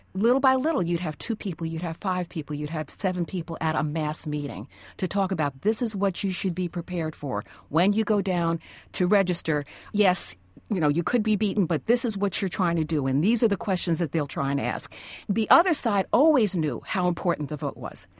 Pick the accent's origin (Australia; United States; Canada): United States; Tarrytown, New York; moved away as an adult; I'm coming from Tarrytown, New York, you know, where the policeman is your friend